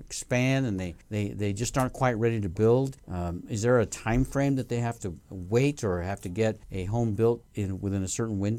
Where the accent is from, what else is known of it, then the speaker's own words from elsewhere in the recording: Northern Nevada, United States; when I tell people that I'm from Northern Nevada, Lake Tahoe area